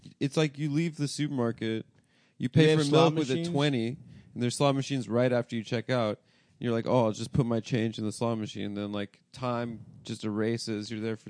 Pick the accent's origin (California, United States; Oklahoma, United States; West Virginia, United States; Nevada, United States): Nevada, United States; Las Vegas; I'm from Vegas.